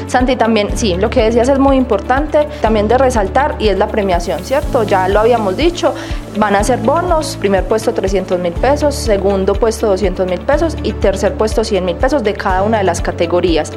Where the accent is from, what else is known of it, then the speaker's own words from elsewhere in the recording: Colombia; como buenos colombianos